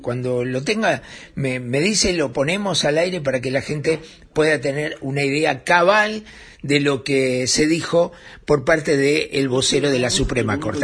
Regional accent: Uruguay; somos los uruguayos

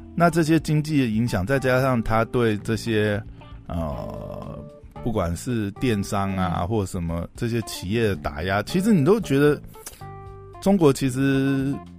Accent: Taiwan; 我们台湾人

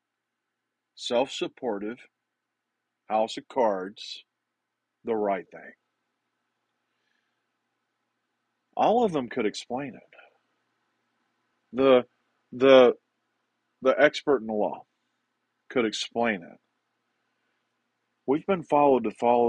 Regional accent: the South, United States; accent: southern; my southern accent

